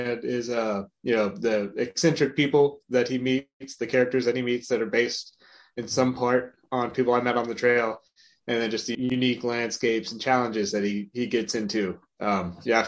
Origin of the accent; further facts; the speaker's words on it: Marietta, Georgia, United States; moved away as an adult; also born or lived in Lexington, Virginia; now in South Carolina, United States; I was born and raised in Marietta, Georgia, near Atlanta, Georgia